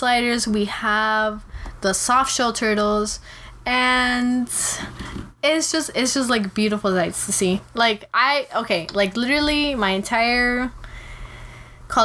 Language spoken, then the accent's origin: English; Peru; moved away; I'm from Peru